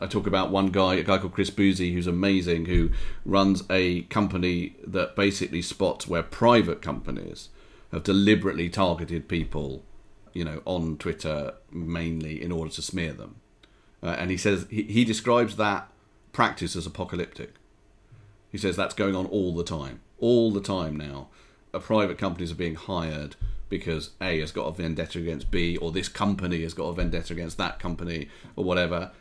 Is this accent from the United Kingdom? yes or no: yes; United Kingdom; being British and Jewish